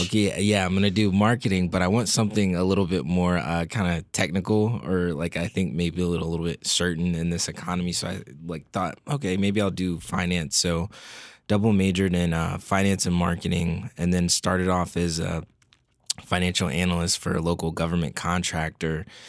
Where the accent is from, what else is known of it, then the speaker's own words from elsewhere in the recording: Fairfax, Virginia, United States; I grew up not too far out of the headquarter, from the headquarters of the Motley Fool in, uh, Northern Virginia, the Fairfax area